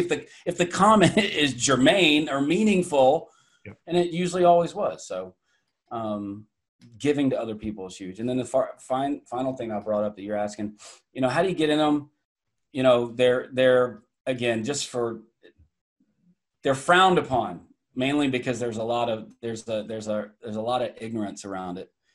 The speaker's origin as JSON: {"language": "English", "town": "Atlanta", "region": "Georgia", "country": "United States", "tie": "born or raised there", "also_born_or_lived": "Iowa / Connecticut", "accent": "Southern", "moved": "yes", "lives_now": "New Hampshire, United States", "said": "grew up in the deep South. I guess Atlanta, Georgia"}